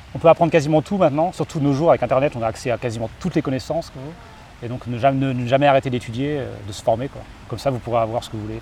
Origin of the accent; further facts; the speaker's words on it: Caen, Normandy, France; moved away; also born or lived in Japan; je suis originaire de Normandie, Caen